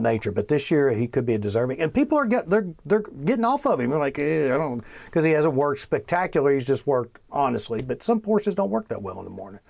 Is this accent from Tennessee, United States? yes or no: no; Bardstown, Kentucky, United States; I grew up in Bardstown